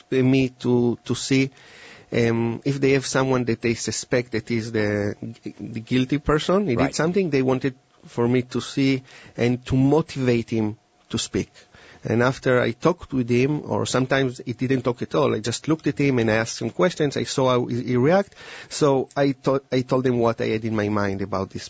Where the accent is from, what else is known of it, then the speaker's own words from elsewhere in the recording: Israel; moved away; And I came from Israel 10 years ago